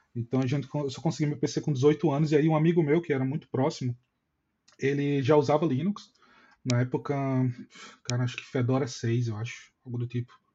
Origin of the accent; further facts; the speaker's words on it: Maceió, Alagoas, Brazil; eu sou de Maceió